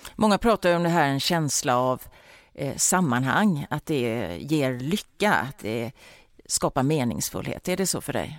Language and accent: Swedish; Gothenburg, Västra Götaland, Sweden; vi är ju göteborgare